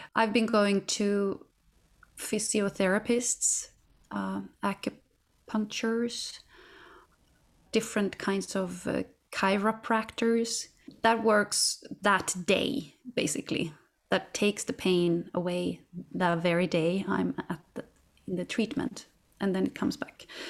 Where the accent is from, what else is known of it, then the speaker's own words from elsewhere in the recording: Katrineholm, Södermanland, Sweden; my hometown, Katrineholm, where I'm from